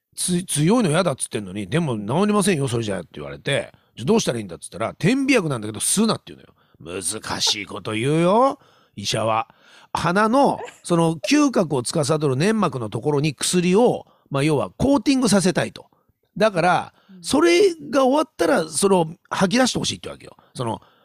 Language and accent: Japanese; Hokkaido, Japan; 俺、北海道人だからさ